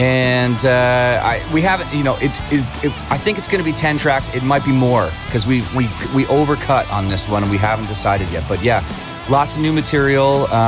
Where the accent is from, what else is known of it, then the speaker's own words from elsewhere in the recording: St. Catharines, Ontario, Canada; St. Catharines, which was my hometown